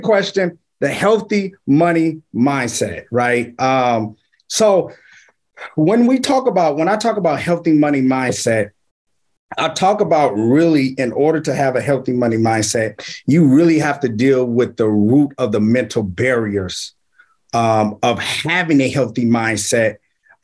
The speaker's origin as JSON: {"language": "English", "town": "Richmond", "region": "California", "country": "United States", "tie": "born or raised there", "lives_now": "Vallejo, United States", "said": "I'm from Richmond, California, born and raised, and I reside in Vallejo, California"}